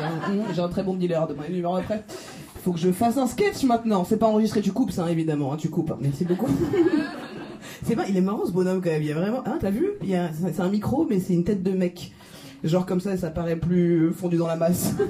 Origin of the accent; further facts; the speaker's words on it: France; je suis française